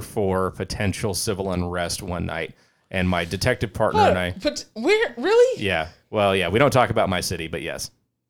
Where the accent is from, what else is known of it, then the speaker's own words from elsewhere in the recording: England, United Kingdom; So I've thought about that, because especially being English, like being a British person.